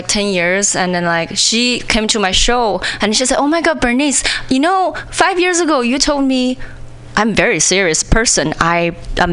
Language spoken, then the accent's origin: English; China; English is a second language; moved away as an adult; now in United States; when I was in China